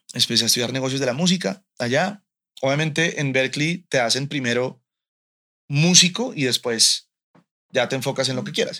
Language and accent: Spanish; Colombia; moved away as an adult; also born or lived in United States; now in Mexico; hace poco me mudé a, México desde Colombia